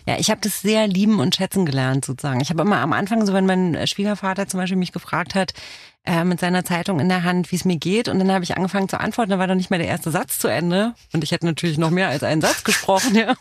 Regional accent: Romania; first language Romanian; German is a second language; now in Germany; aus Rumänien bin ich

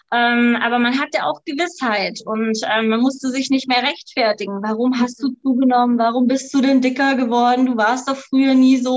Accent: Baden-Württemberg, Germany; komme vom wundervollen Bodensee, ähm, wohne jetzt auf der bayerischen Seite.

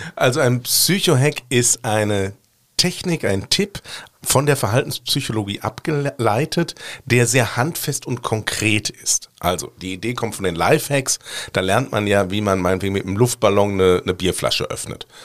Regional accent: Ruhr area, North Rhine-Westphalia, Germany; now in Cologne, Germany; ich komme ursprünglich aus dem Ruhrgebiet

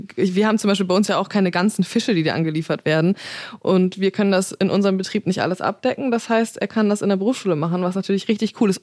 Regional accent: Zeven, Lower Saxony, Germany; now in Hamburg, Germany

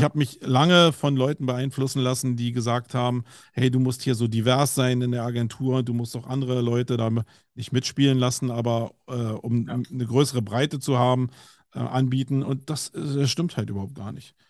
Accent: Berlin, Germany; accent: Berlinerisch; bei mir als Berliner

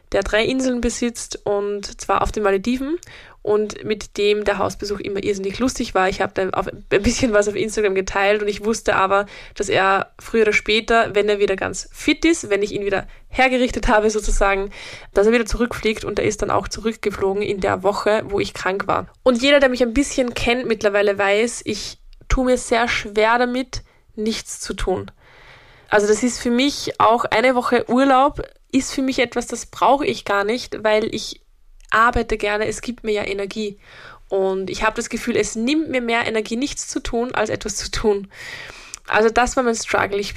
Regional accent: Upper Austria, Austria; ich komme ja aus Oberösterreich, das ist ein Bundesland in Österreich und habe dort meine ganze Familie

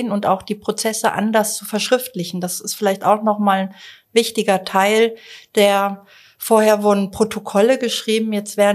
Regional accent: Zurich, Switzerland; Ich komme aus Zürich, reise gerne mit der Bahn

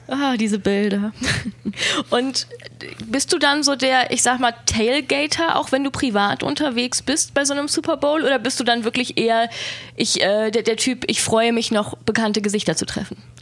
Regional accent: Germany; wir sind aus Deutschland

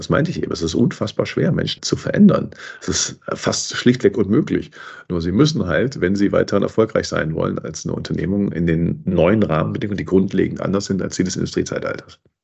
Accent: Cologne, North Rhine-Westphalia, Germany; ich bin Kölner

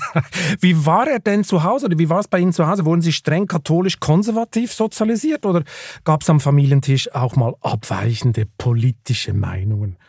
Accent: Switzerland; ich komme ja aus der Schweiz

